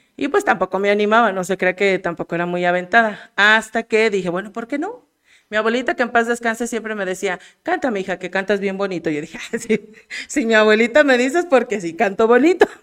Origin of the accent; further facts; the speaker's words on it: Aguascalientes, Mexico; moved away as an adult; also born or lived in Mexico City; now in Jalpa, Mexico; yo soy originaria de la Ciudad de México. Y, pero de muy niña me mudé a Aguascalientes